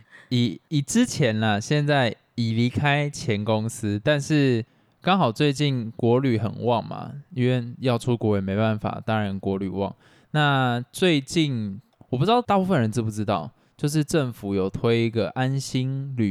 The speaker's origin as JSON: {"language": "Chinese", "country": "Taiwan", "said": "我们台湾人不是国人，让我们自己台湾人"}